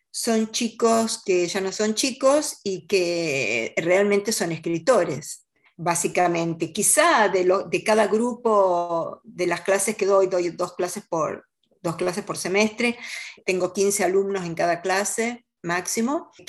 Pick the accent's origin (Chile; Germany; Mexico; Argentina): Argentina; Rosario, Santa Fe; Eh, bueno, mi infancia, yo, yo nací en la ciudad de Rosario, que es la segunda ciudad, digamos, del país. Mi padre era bancario.